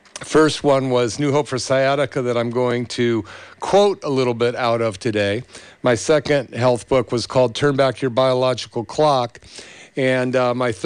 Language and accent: English; Berkeley, California, United States; in the 60s where I grew up in Berkeley